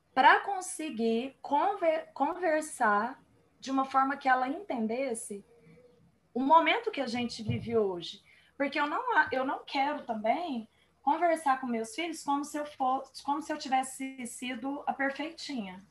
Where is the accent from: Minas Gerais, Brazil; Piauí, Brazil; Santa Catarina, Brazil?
Minas Gerais, Brazil; Uberlândia; nós somos aqui de Uberlândia, Minas Gerais